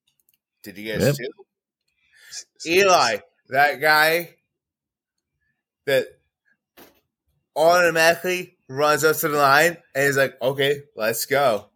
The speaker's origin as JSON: {"language": "English", "area": "Monmouth County", "region": "New Jersey", "country": "United States", "tie": "born or raised there", "said": "I grew up in the Monmouth County area of New Jersey."}